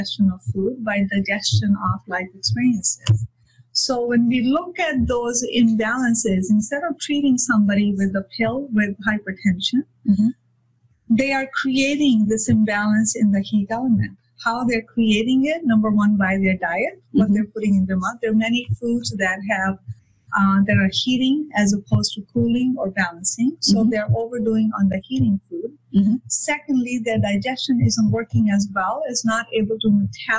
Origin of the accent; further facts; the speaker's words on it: India; moved away; I come from India